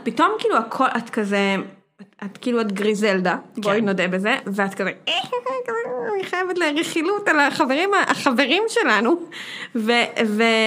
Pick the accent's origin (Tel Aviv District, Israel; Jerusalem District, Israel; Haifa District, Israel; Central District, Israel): Tel Aviv District, Israel; Herzliya; גדלתי בהרצליה